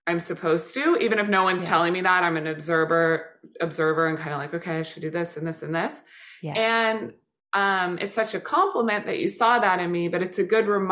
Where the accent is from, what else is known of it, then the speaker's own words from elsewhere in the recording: Kansas City, Missouri, United States; now in New York, United States; We grew up in Kansas City, been watching games since then